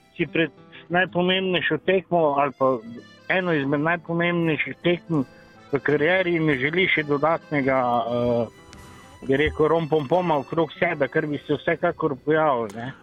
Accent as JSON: {"language": "Slovenian", "country": "Slovenia"}